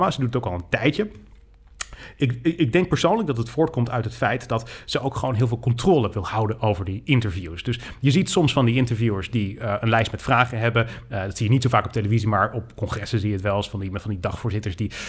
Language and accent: Dutch; North Brabant, Netherlands; Ik kom uit Brabant, jij niet.